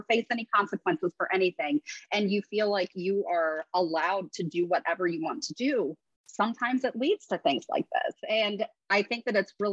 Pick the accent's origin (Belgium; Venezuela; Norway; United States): United States; Ohio; I grew up in Ohio, so I have a lot of friends who are Browns fans